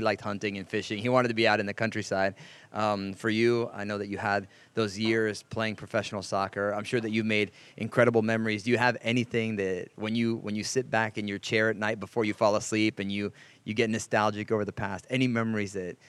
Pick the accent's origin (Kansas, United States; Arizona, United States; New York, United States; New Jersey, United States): New Jersey, United States; now in Knoxville, United States; In New Jersey, where I grew up